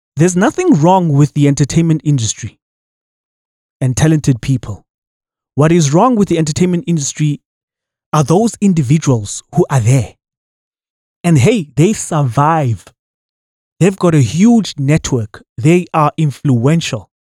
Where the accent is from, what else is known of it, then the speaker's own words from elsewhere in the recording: South Africa; as a citizen of this country